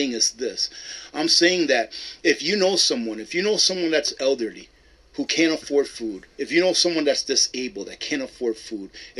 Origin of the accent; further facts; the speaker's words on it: United States; I am American